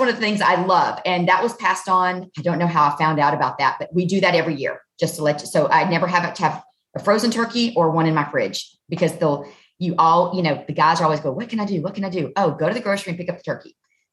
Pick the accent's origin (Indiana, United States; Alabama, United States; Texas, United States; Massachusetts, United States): Alabama, United States; Southern; I'm from Southern Alabama